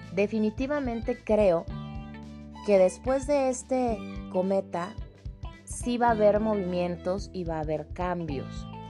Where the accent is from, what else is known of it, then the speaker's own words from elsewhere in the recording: Mexico; mi país, en México